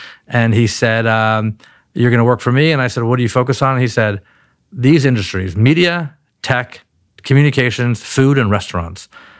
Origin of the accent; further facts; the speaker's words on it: Palo Alto, California, United States; born there; People are still surprised when I say that I was born in Palo Alto.